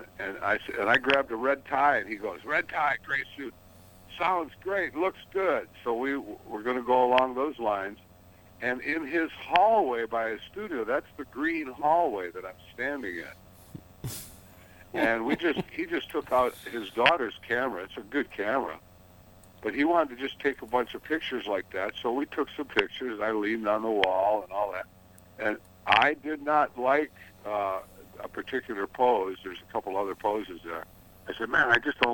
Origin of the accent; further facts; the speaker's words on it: Detroit, Michigan, United States; I was born with my brother in Detroit City, and mom and daddy raised us